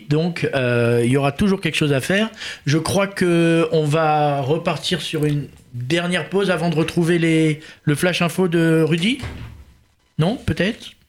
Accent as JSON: {"language": "French", "town": "Paris", "region": "Île-de-France", "country": "France", "said": "en tant que Parisien, hein, on est les parisiens"}